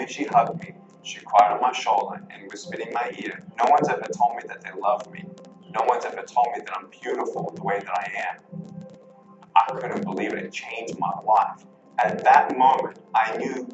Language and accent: English; Melbourne, Victoria, Australia; I was born in Melbourne, Australia, 1982